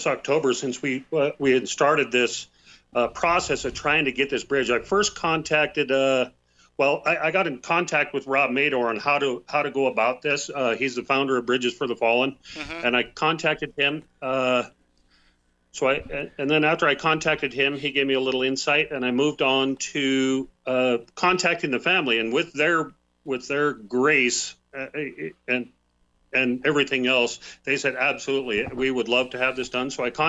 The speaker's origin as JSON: {"language": "English", "town": "Helena", "region": "Montana", "country": "United States", "tie": "born or raised there", "said": "He grew up right here in Helena, Montana, which is my hometown. I grew up here as well"}